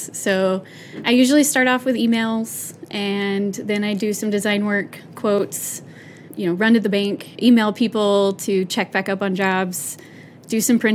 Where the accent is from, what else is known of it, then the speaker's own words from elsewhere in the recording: Texas, United States; moved away as an adult; now in York County, Nebraska, United States; I was born and raised in Texas.